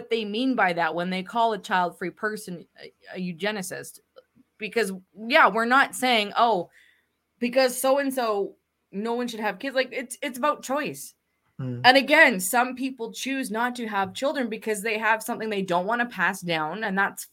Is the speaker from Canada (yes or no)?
yes; Canada; as a Canadian